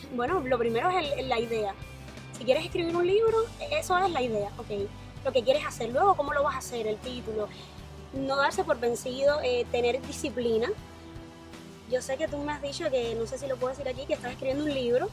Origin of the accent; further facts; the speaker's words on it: San Luis, Pinar del Río, Cuba; moved away as an adult; now in United States; Soy pinareña